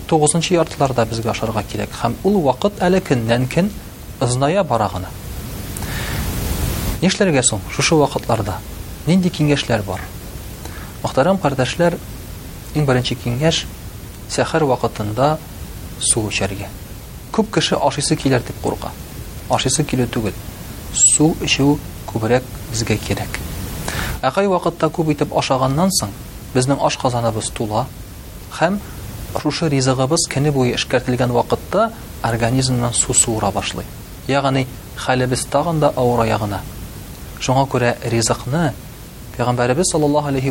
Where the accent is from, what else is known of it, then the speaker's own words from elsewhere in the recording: Tatarstan, Russia; Без татар халкы урнашкан урыныбыз ягыннан бик уникаль. Менә без татар халкы шушы үзебезнең яшәгән урыныбыздан чыгып ураза тотабыз.